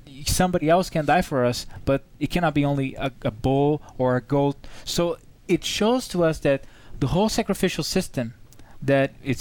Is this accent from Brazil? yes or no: yes; Brazil; moved away; I'm from Brazil